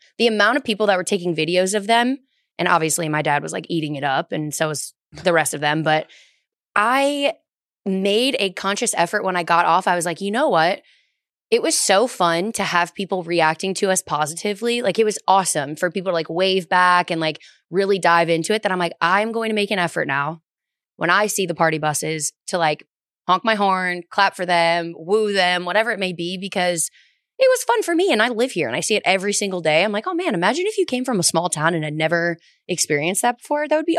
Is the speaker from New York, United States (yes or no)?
no; Illinois, United States; And I grew up outside Chicago, so that's like a staple in our family.